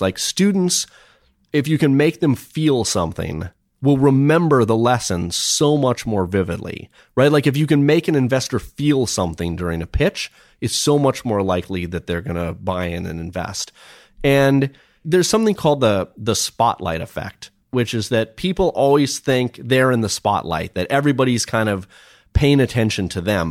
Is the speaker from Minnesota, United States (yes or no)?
yes; Minnesota, United States; I grew up in Minnesota